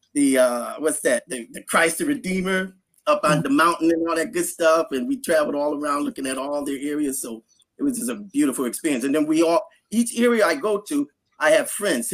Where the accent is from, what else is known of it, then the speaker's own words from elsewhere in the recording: United States; being American, I only speak English